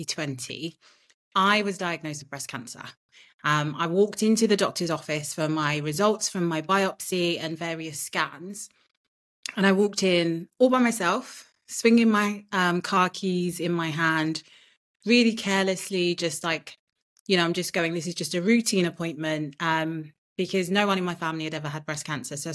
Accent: United Kingdom; born or raised there; also born or lived in Nigeria

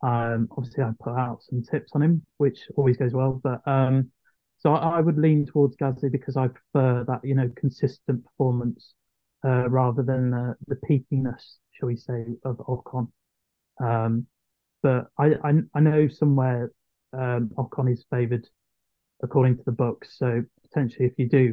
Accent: United Kingdom; As a Brit

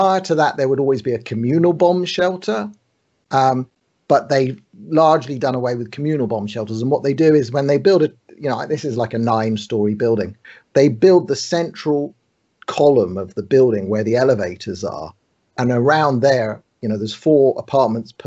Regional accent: London, United Kingdom; moved away as an adult; now in Tel Aviv, Israel; I grew up in London

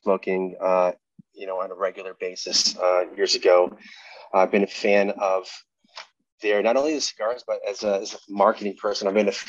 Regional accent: Fall River, Massachusetts, United States; moved away; I grew up in Massachusetts. I grew up in Fall River, Massachusetts

